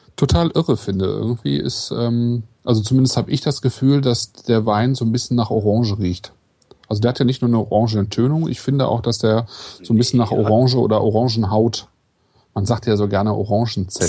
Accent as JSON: {"language": "German", "town": "Kleve", "region": "North Rhine-Westphalia", "country": "Germany", "tie": "born or raised there", "said": "ich bin ja in Kleve geboren"}